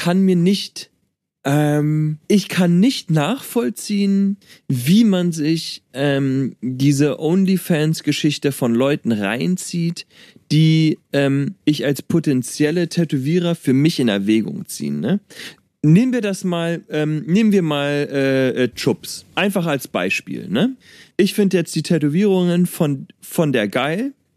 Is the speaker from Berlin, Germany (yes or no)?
yes; Berlin, Germany; ich komme aus Berlin